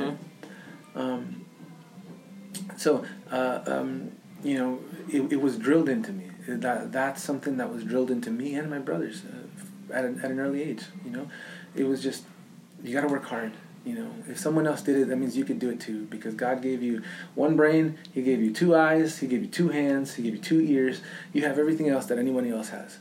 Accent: Los Angeles, California, United States; I grew up in South Central Los Angeles, and my family was very, very, very poor

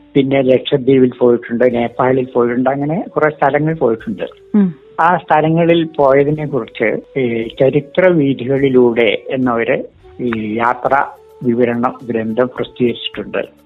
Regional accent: Padinjarathara, Kerala, India; now in Kozhikode, India; പടിഞ്ഞാറത്തറ സ്വദേശിയാണ് ഞാൻ അതായത് വയനാട്ടിലെ പടിഞ്ഞാറത്തറ എന്ന

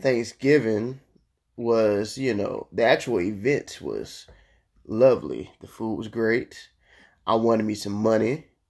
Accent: Florida, United States; I'm from Florida

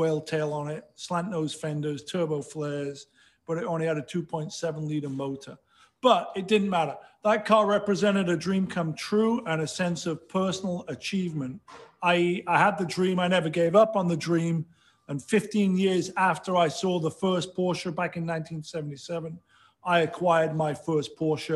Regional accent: Sheffield, Yorkshire and the Humber, United Kingdom; moved away as an adult; now in United States; I grew up in Sheffield, England

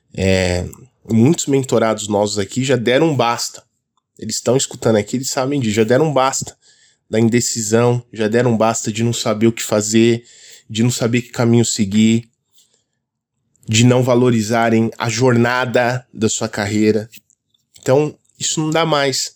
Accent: São Paulo, Brazil; eu sou aqui de São Paulo, então aqui é muito comum o pessoal falar esse linguajar

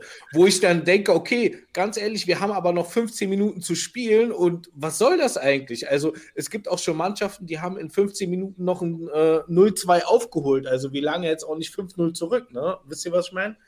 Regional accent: Berlin, Germany; ich bin Berliner

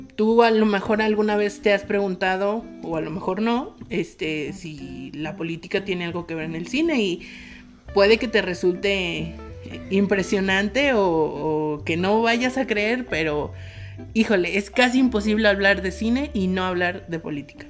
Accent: Mexico; nosotros como mexicanos

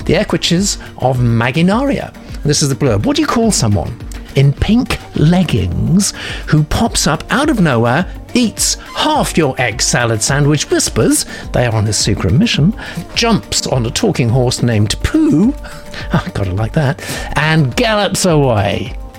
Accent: Kansas, United States; I was born in Kansas, where my grandfather preserved the last of the Mustangs his family once bred and sold along the Santa Fe Trail.

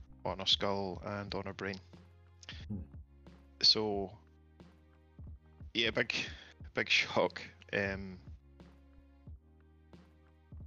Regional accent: United Kingdom; being British

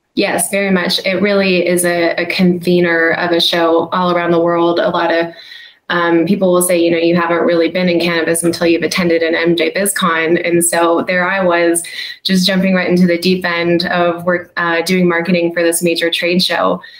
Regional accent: United States; as an American

